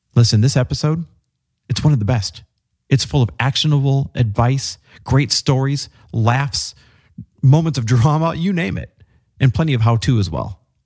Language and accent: English; Midwest, United States; fellow Midwesterner